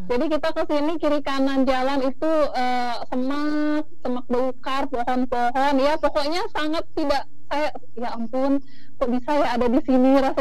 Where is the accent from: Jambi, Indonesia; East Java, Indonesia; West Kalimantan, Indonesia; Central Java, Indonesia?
Jambi, Indonesia; saya lahir dan besar di kota Jambi